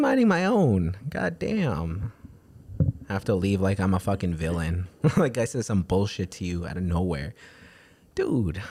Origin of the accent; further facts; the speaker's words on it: New York City, New York, United States; growing up in New York City my whole entire life